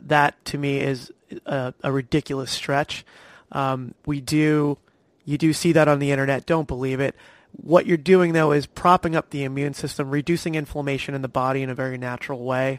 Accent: New Jersey, United States; also born or lived in Long Island, New York; now in Florida, United States; I grew up in New Jersey

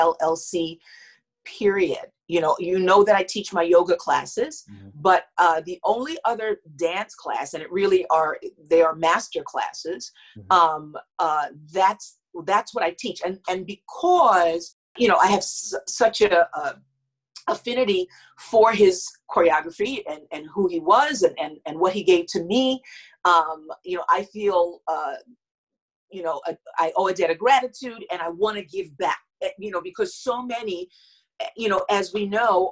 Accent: New York City, New York, United States; I'm born and raised in Harlem in New York

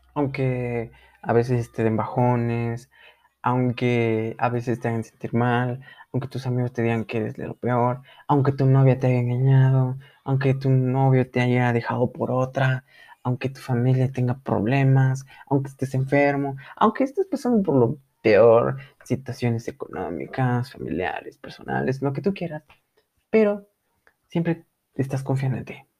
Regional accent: Mexico

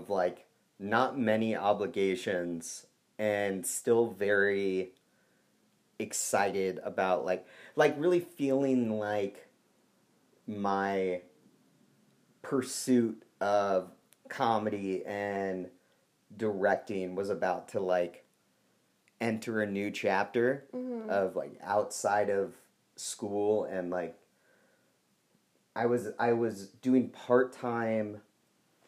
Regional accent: Seattle, Washington, United States; moved away as an adult; also born or lived in Los Angeles; I was from Seattle

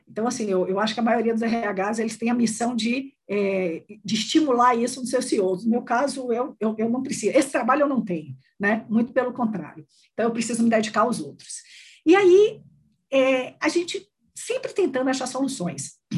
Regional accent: Salvador, Bahia, Brazil; now in São Paulo, Brazil; sou baiana, sou de Salvador, na Bahia

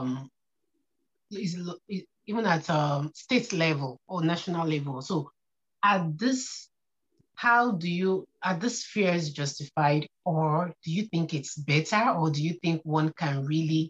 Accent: Nigeria; I'm a Nigerian and a very conscious one

